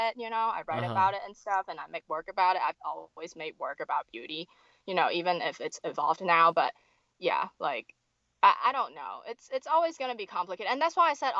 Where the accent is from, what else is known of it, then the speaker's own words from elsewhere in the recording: Hong Kong; I'm from Hong Kong. I was actually born in British colonial Hong Kong.